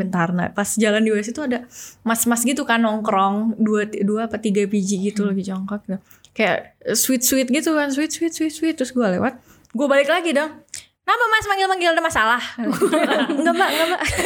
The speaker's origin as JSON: {"language": "Indonesian", "country": "Indonesia", "said": "kita Indonesia sendiri, orang Indonesia sendiri"}